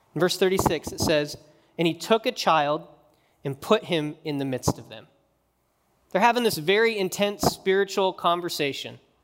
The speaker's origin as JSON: {"language": "English", "region": "Wyoming", "country": "United States", "tie": "born or raised there", "moved": "yes", "said": "when I grew up in Wyoming"}